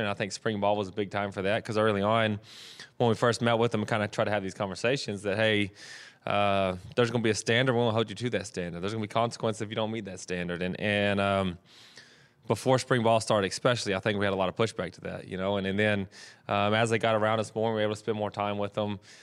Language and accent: English; Texas, United States; moved away as an adult; now in California, United States